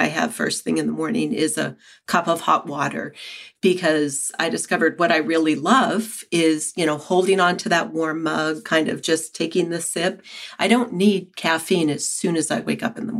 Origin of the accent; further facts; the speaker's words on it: New Hampshire, United States; moved away as an adult; also born or lived in San Francisco; now in Keene, United States; I grew up in New Hampshire, and after college, I went to San Francisco